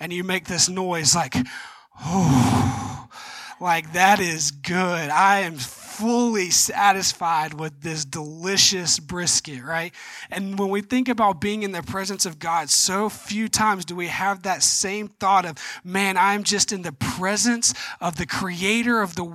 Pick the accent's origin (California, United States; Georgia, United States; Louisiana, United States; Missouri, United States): Georgia, United States; I'm from Georgia